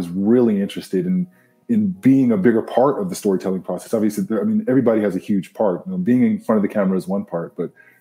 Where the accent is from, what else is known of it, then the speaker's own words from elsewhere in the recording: Southern California, United States; now in Bay Area, United States; I am from, born and raised in California. I grew up in Southern California